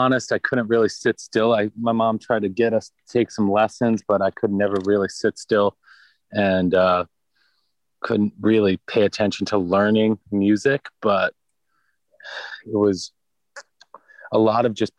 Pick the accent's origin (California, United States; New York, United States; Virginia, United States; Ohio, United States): New York, United States; New York City; We're born and raised originally in the Bay Ridge neighborhood of Brooklyn